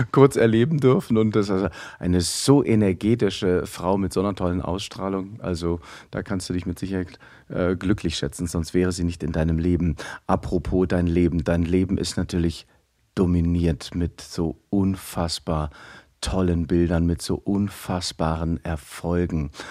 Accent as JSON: {"language": "German", "town": "Aachen", "region": "North Rhine-Westphalia", "country": "Germany", "tie": "born there", "said": "Ich bin hier in Aachen geboren"}